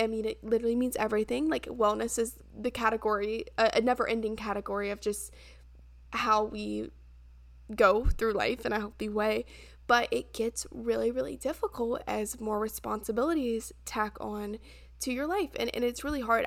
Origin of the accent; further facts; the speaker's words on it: United States; now in Charleston, United States; my hometown's only, like, two and a half hours away